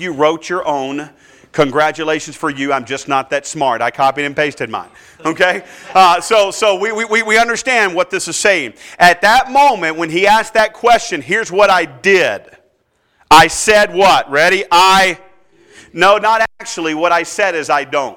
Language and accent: English; Durham, North Carolina, United States; I was born and raised in Durham, North Carolina